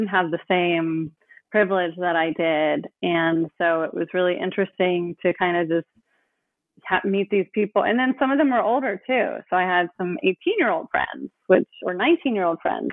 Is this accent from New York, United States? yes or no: no; Oakland, California, United States; I grew up in Oakland